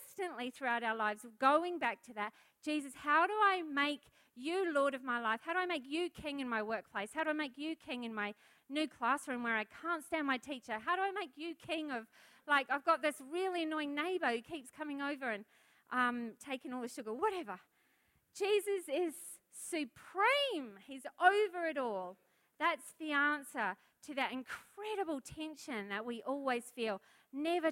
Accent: New Zealand; now in Australia; I'm a foreigner, I'm a Kiwi

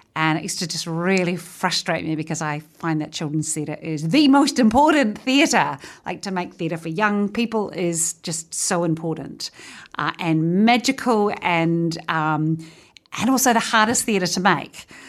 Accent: Featherston, Wellington, New Zealand; born or raised there

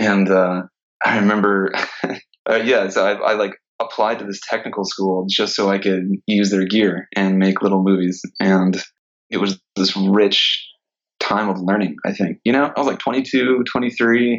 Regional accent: Sumter, South Carolina, United States; now in Los Angeles, United States; I'm originally from South Carolina, from a small town in South Carolina called Sumter.

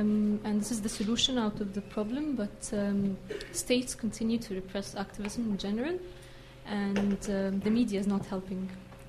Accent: Egypt; I'm from Egypt.

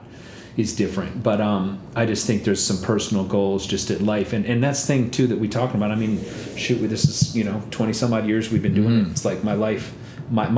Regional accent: India; moved away; I'm from India

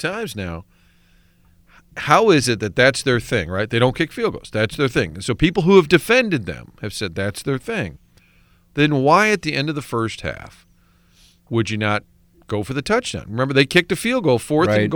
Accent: San Francisco, California, United States; I was born in San Francisco

